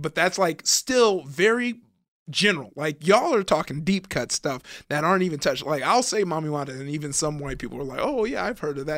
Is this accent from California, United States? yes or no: yes; Compton, California, United States; I grew up in Compton